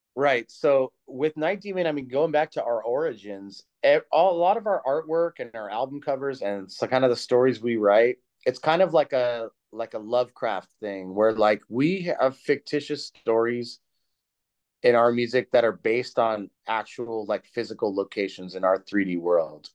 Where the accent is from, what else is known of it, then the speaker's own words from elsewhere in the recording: California, United States; I'm from California